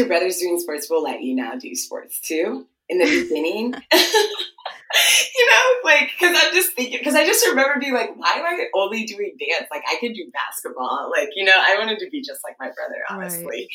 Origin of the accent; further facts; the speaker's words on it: Ohio, United States; first language Twi; English is a second language; moved away as an adult; also born or lived in Washington, D.C. / Ghana; now in Chicago, United States; And then I grew up basically like in Ohio. And yeah, I grew up in Ohio